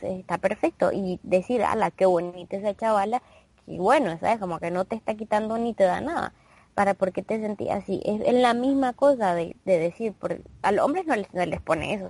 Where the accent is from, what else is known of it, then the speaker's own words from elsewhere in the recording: Nicaragua; nosotros, bueno, somos de Nicaragua